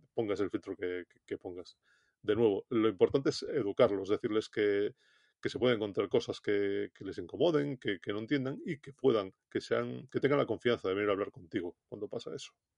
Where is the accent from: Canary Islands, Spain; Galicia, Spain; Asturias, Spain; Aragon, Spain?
Galicia, Spain; como buen gallego